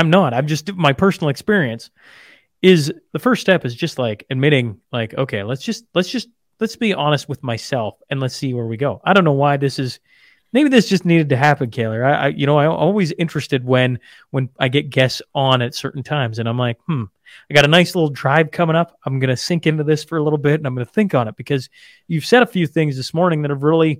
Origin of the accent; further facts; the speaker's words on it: Saskatchewan, Canada; Just north of Lloyd, okay. On a farm, just in Saskatchewan.